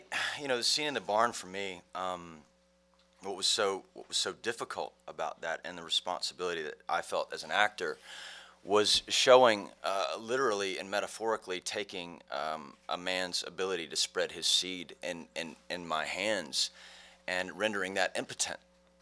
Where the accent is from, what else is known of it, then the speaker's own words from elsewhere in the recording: Tennessee, United States; yeah. I'm from Tennessee.